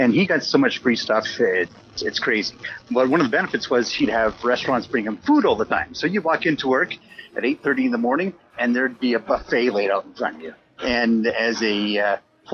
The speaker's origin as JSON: {"language": "English", "town": "Weyburn", "region": "Saskatchewan", "country": "Canada", "tie": "born or raised there", "said": "my hometown of Weyburn, Saskatchewan"}